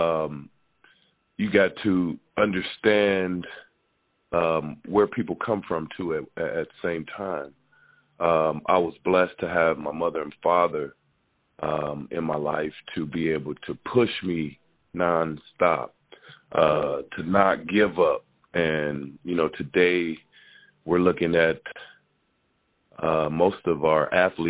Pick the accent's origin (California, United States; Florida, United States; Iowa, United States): Iowa, United States; moved away as an adult; Growing up in Iowa, coming from Iowa, and going to the University of Iowa